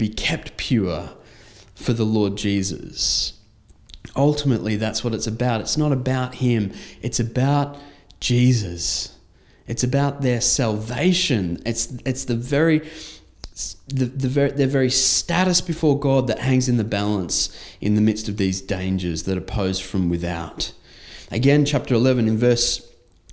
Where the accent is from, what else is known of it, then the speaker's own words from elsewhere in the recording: Australia; I had just left my home country for a foreign land